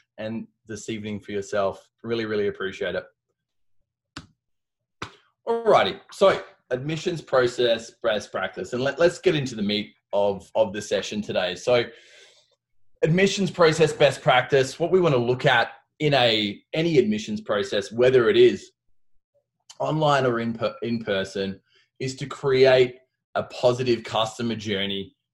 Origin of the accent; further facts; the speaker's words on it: Australia; accent: Aussie; moved away as an adult; now in Colorado, United States; I've managed to keep my Aussie accent